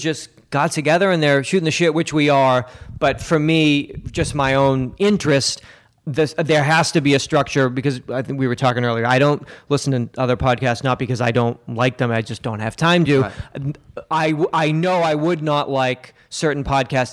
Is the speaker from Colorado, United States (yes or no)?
no; Massachusetts, United States; I'm from Massachusetts